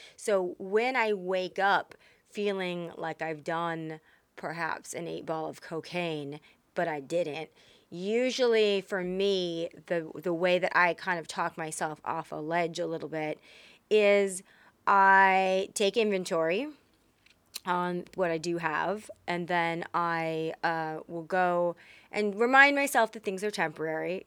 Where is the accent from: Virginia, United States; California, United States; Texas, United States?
Texas, United States; I was raised in Texas